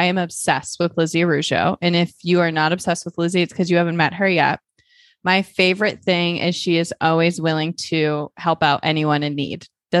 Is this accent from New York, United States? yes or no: no; Central Falls, Rhode Island, United States; I think she should play me because we're both from Central Falls.